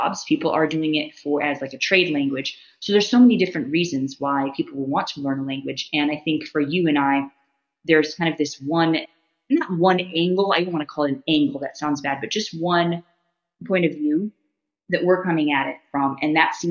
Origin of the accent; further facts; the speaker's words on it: United States; as an American